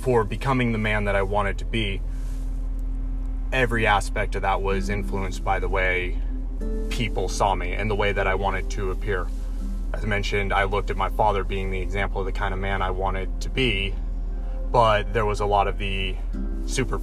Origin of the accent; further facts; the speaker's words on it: Coos Bay, Oregon, United States; moved away as an adult; I grew up in Southern Oregon, small town called Coos Bay